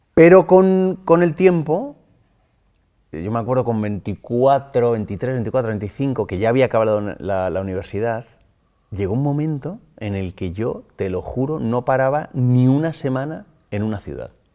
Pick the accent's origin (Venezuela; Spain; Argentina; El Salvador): Spain; Móstoles, Community of Madrid; Soy de Móstoles, me he criado en Móstoles. He nacido en Madrid, pero mm, me crié en Móstoles desde los tres años